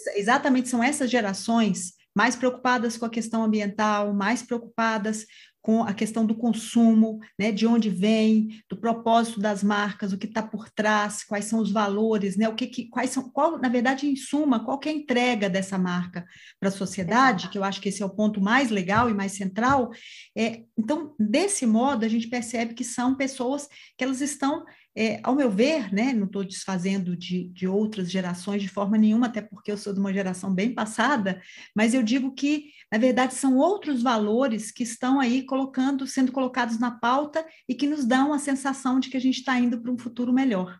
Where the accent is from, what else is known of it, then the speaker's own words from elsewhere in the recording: Minas Gerais, Brazil; como boa mineira